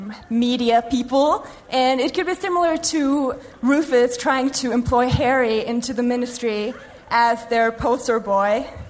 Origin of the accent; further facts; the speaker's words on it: Norway; English is a second language; I'm from Norway.